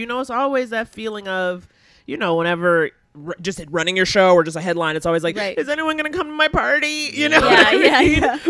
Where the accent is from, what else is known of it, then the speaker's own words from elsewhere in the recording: New York City, New York, United States; Born and raised in Harlem.